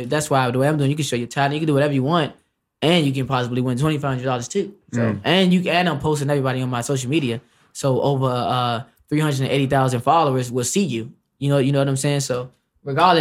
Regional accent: Washington, District of Columbia, United States; I'm from D.C.

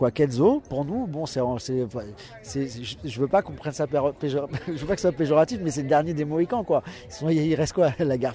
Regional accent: Paris, Île-de-France, France; On est de Paris, on est tous de Paris.

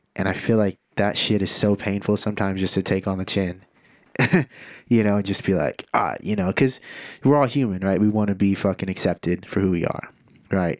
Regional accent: Santa Cruz, California, United States; also born or lived in Scotts Valley, California; growing up in Santa Cruz, which is predominantly white

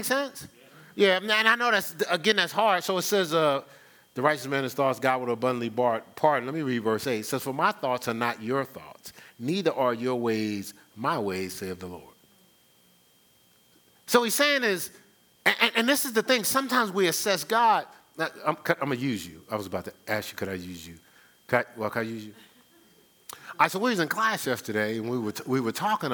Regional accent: Newark, New Jersey, United States; growing up in Newark, in the hood

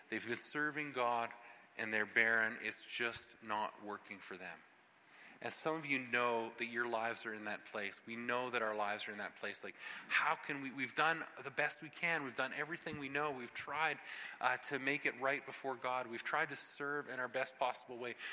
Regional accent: Ottawa Valley, Canada; especially we in the Ottawa Valley. Like, we are so reserved and we are so staid

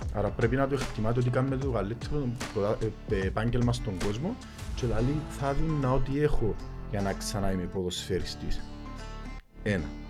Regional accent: Lakatamia, Nicosia District, Cyprus; μεγάλωσα στη Λακατάμια

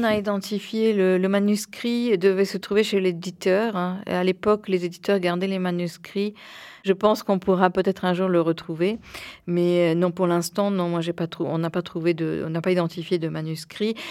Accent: Buenos Aires, Argentina; moved away; Je suis née à Buenos Aires dans une famille franco-argentine.

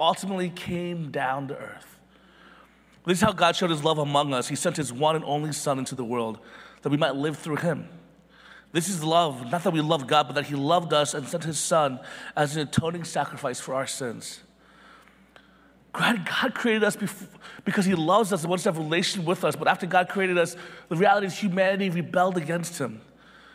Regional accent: Philadelphia, Pennsylvania, United States; I was born in Philly

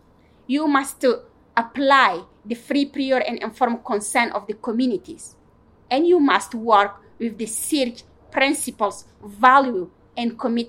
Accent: Chad; I am from Mbororo people coming from Chad.

